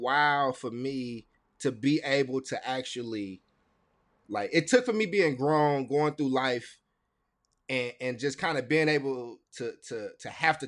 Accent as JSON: {"language": "English", "town": "Chicago", "region": "Illinois", "country": "United States", "tie": "born or raised there", "also_born_or_lived": "Kentucky", "said": "So I was born in Chicago and moved in between Chicago and Kentucky."}